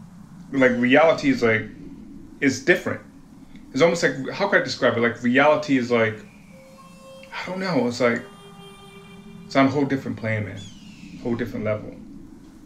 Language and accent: English; Woonsocket, Rhode Island, United States; moved away as an adult; also born or lived in Kansas City; now in Beaverton, United States; I'm from Providence, Rhode Island, or Woonsocket